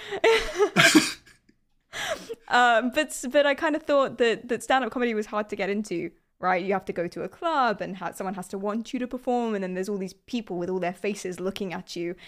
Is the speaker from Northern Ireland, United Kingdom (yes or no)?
no; London, United Kingdom; I'm from London.